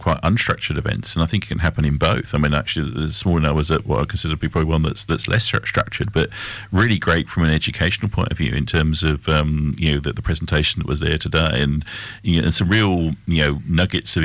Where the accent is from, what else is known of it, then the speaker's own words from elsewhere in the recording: England, United Kingdom; moved away; we're both English